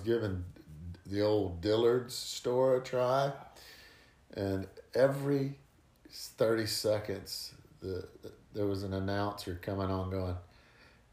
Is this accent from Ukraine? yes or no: no; Monroe, Louisiana, United States; moved away; grew up in Monroe, Louisiana